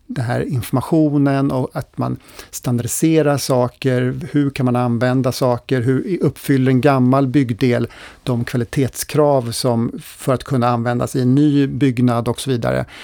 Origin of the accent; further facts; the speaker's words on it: Sweden; Skulle hela jordens befolkning använda lika mycket resurser som vi svenskar, då skulle vi behöva fyra jordklot.